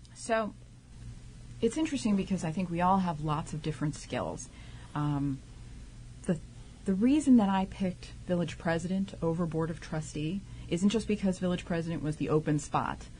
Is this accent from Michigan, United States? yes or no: no; New York City, New York, United States; moved away as an adult; also born or lived in Santa Cruz, California / Queens, New York; now in South Orange, United States; I am originally from Staten Island.